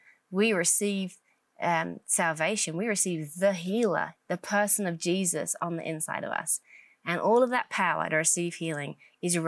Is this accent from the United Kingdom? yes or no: yes; England, United Kingdom; moved away as an adult; now in United States; Originally from England, born and raised in England, and then moved over to America in 2008.